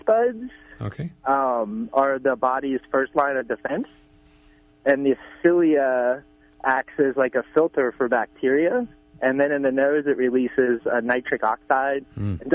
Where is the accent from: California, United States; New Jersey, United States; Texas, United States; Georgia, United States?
California, United States; Laytonville; I'm from the Laytonville area